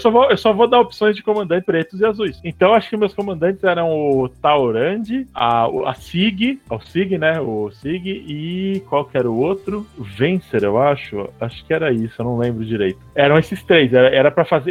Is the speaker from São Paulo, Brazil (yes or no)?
yes; São Paulo, Brazil; also born or lived in Rio de Janeiro; Eu nasci no Rio de Janeiro, mas fui criado em São Paulo. É, vim com dois anos para cá, para São Paulo.